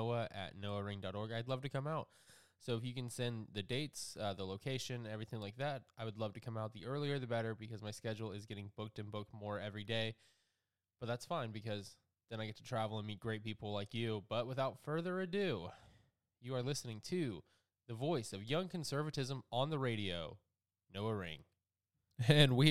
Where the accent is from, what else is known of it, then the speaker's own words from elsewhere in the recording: South Georgia, United States; I'm from South Georgia